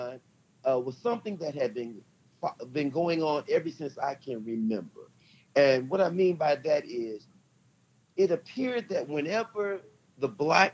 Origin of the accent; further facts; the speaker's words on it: St. Louis, Missouri, United States; I I've always been to St. Louis, and I grew up in the Greater Ville area